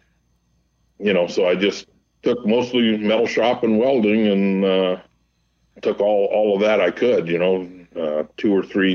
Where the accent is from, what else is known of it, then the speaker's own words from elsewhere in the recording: Montclair, California, United States; also born or lived in Pomona, California / Downey, California / Upland, California; I was born in Pomona Hospital, grew up in Montclair, moved to Downey area briefly, back to Montclair